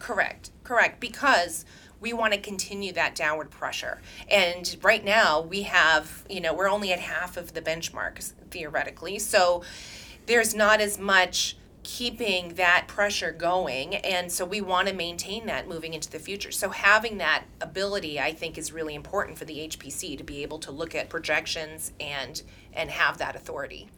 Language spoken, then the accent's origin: English; New Hampshire, United States; now in Massachusetts, United States; I grew up in New Hampshire.